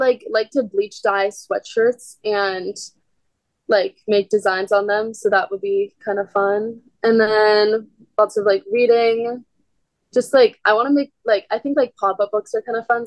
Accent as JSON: {"language": "English", "town": "Arlington", "region": "Virginia", "country": "United States", "moved": "as an adult", "lives_now": "Stanford, United States", "said": "I'm from like just outside of DC in Arlington"}